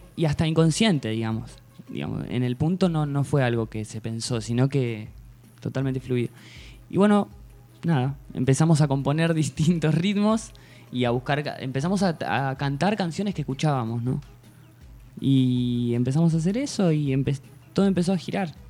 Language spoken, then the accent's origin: Spanish; Tandil, Buenos Aires Province, Argentina; moved away as an adult; nací acá en Tandil